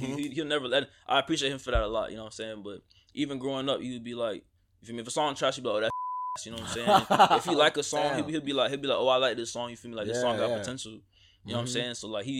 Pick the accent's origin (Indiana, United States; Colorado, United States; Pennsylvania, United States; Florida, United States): Florida, United States; Coral Springs; also born or lived in New Jersey; I'm from New Jersey. So, let's start with that. I moved down from New Jersey. I moved to Coral Springs when I was probably three at that point in time.